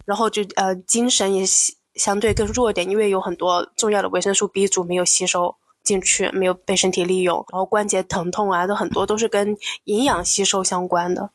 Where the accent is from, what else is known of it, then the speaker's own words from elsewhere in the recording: China; 我们中国人